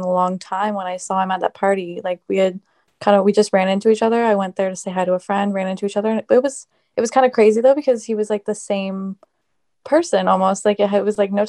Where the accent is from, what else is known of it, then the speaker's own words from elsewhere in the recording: Yarmouth, Nova Scotia, Canada; I grew up here in Yarmouth, and I actually went to school with Zack since elementary school